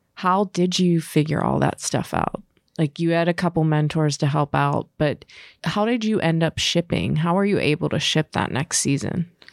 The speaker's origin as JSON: {"language": "English", "town": "Pittsburgh", "region": "Pennsylvania", "country": "United States", "said": "I'm from Pittsburgh"}